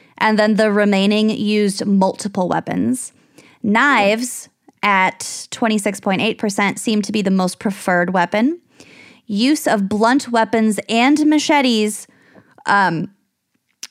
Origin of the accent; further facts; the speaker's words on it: United States; an American living in the United States